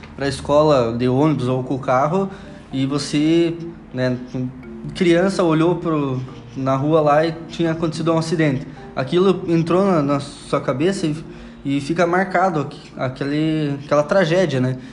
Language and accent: Portuguese; União da Vitória, Paraná, Brazil; Vim lá do Paraná, de União da Vitória